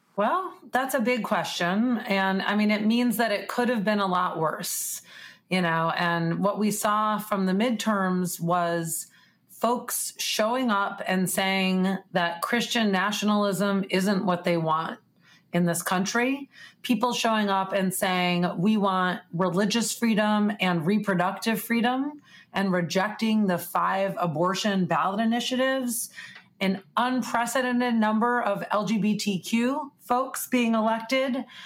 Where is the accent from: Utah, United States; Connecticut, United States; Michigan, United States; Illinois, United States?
Illinois, United States; Chicago; my hometown of Chicago